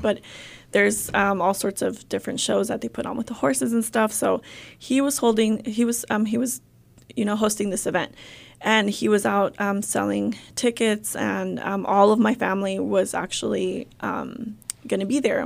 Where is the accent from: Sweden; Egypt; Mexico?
Mexico; Tenzompa, Jalisco; also born or lived in California; now in Arkansas, United States; we're all originally from Jalisco, from a little small, small town, Tenzompa, Jalisco